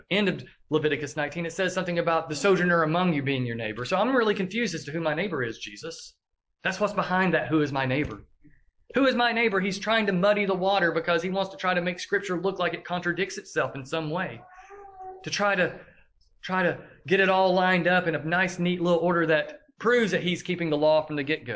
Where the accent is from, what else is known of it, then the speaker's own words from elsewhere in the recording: the South, United States; accent: southern drawl; we have a southern drawl. They identify us as being from the South because they hear how we speak